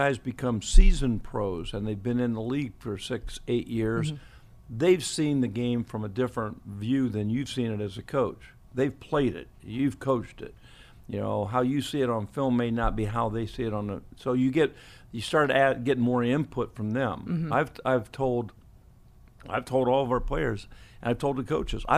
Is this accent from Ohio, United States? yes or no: yes; Ohio, United States; moved away; I'm from Elmwood High School in Ohio.